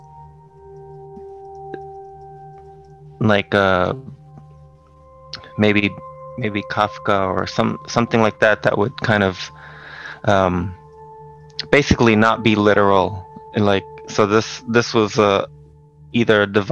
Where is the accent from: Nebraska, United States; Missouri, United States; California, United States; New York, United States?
New York, United States; New York City; the housing projects where I grew up in Brooklyn